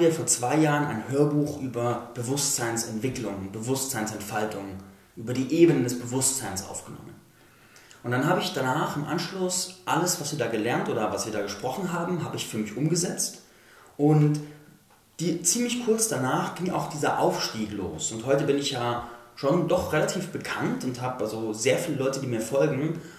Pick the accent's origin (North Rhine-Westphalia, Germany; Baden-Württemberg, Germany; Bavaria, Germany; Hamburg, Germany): Bavaria, Germany; Landsberg am Lech; moved away; da war ich in Landsberg am Lech, meiner Heimatstadt ursprünglich